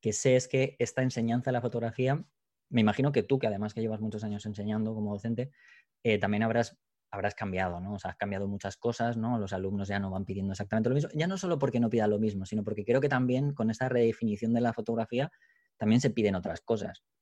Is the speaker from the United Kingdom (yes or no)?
yes; England, United Kingdom; Spanish is a second language; yo soy inglés, pero tampoco soy bilingüe